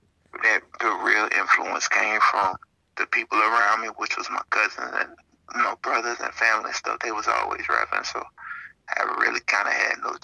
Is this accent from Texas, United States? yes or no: no; Gulfport, Mississippi, United States; Gulfport, Mississippi. 228 representative